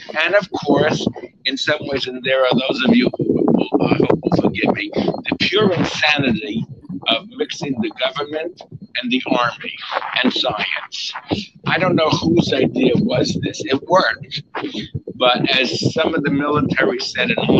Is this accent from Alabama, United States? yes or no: no; New York City, New York, United States; I grew up, I was born in the Bronx, New York